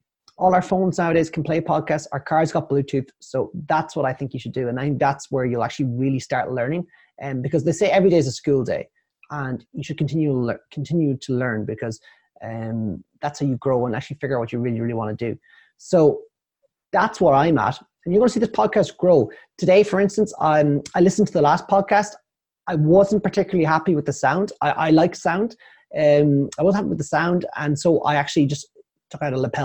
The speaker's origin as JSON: {"language": "English", "country": "Ireland", "said": "I am Irish."}